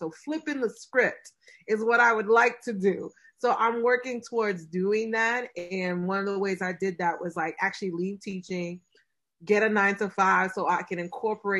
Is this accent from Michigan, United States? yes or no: no; New York City, New York, United States; I'm from Brooklyn